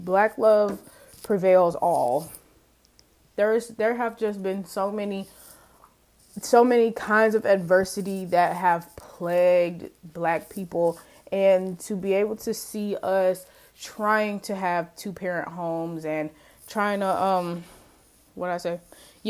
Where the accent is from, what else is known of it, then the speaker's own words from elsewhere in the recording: Mississippi, United States; to chalk it up to, like, oh, she was raised in Mississippi, blah blah blah blah blah.